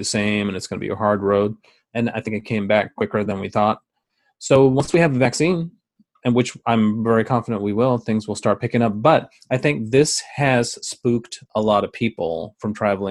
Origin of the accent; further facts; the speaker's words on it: United States; I'm talking just as an American here.